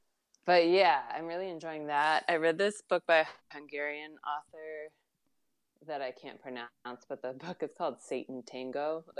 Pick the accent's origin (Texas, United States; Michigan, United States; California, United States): California, United States; moved away; I grew up in California, or at least I was born there.